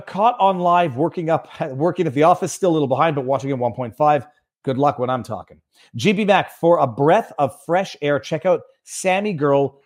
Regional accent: Canada; as a Canadian

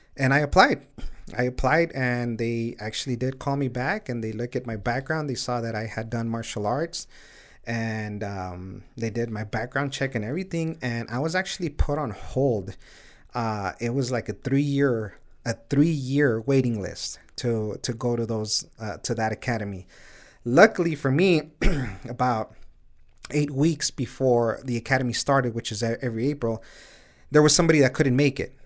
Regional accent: Sunland Park, New Mexico, United States; also born or lived in El Paso, Texas; I was born here in El Paso, and I grew up in Sunland Park, where I currently live right now.

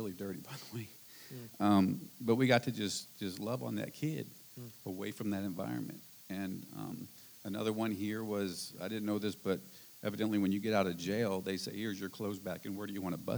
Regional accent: St. Louis, Missouri, United States; moved away; we're from St. Louis

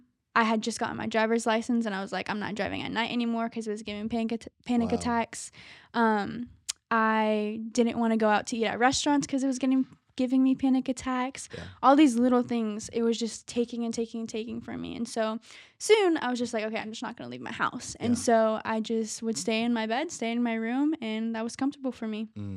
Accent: Tampa, Florida, United States; Tampa, Florida.

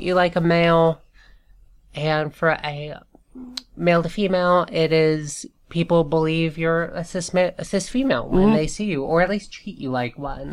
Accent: Georgia, United States; I grew up in Georgia

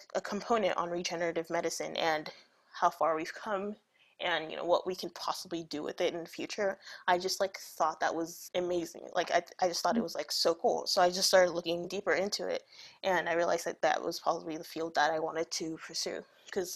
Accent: Nigeria; moved away; I grew up in Nigeria

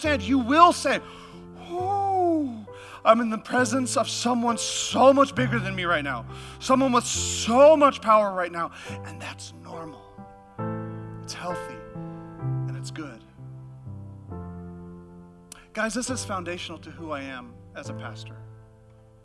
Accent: Alaska, United States; moved away; I'm from Alaska, and we had this youth camp

